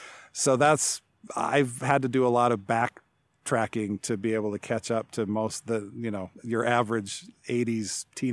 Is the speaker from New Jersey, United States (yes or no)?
no; Seattle, Washington, United States; born there; also born or lived in Salt Lake City; because I was born in Seattle and that was kind of the only connection I had there. So, you know, Salt Lake only had one major sports team.